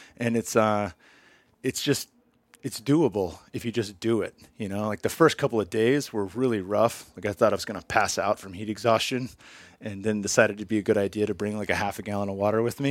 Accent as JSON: {"language": "English", "area": "Bay Area", "region": "California", "country": "United States", "tie": "born or raised there", "also_born_or_lived": "Arizona", "moved": "yes", "said": "since I was twelve years old in the Bay Area"}